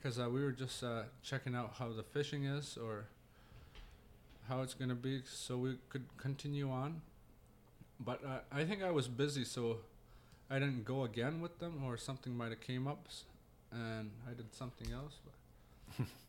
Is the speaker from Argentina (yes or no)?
no; Pangnirtung, Nunavut, Canada; also born or lived in Iqaluit, Nunavut / Ontario; I was born down there, but I grew up here in Pang. Been here all my life except for 4 years.